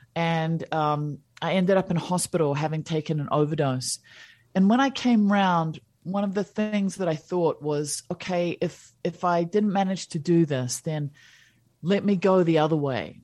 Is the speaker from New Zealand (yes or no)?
yes; New Zealand; also born or lived in India / Switzerland / United States; I was born in New Zealand